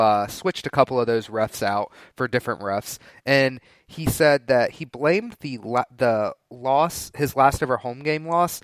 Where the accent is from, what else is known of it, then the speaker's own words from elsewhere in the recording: Winston-Salem, North Carolina, United States; I grew up in Winston-Salem.